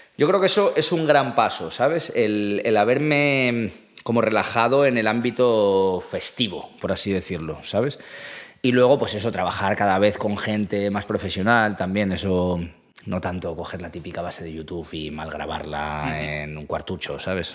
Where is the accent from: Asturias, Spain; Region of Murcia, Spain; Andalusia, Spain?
Asturias, Spain; moved away as an adult; also born or lived in Málaga / France / Ireland; now in Madrid, Spain; soy de Asturias